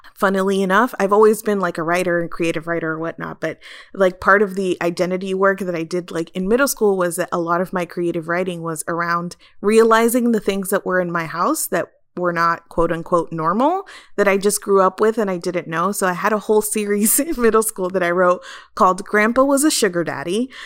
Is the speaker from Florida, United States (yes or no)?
yes; South Florida, United States; I grew up in South Florida